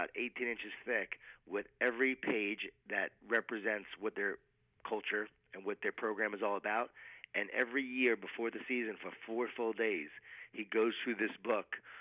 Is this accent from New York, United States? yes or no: yes; Long Island, New York, United States; I grew up in Long Island, New York